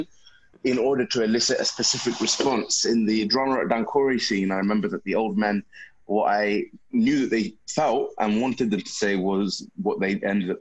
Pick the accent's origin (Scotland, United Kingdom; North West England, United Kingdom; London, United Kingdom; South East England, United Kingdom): North West England, United Kingdom; Bolton; born or raised there